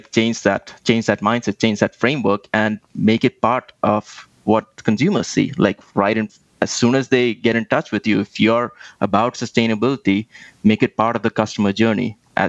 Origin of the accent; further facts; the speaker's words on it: Delhi, India; I grew up in India, and I don't know if you've ever visited there, but anybody who's been there, pollution suddenly comes to the top of your mind, especially if you lived in Delhi like I did